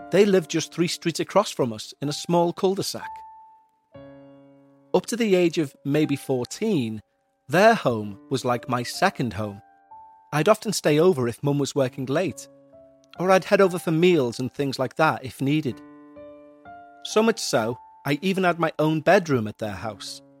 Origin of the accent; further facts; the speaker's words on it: Midwest, United States; I grew up in the Midwest, not exactly a remote area or town, but small. The sort of town where you know every person in it and their business, and they know yours.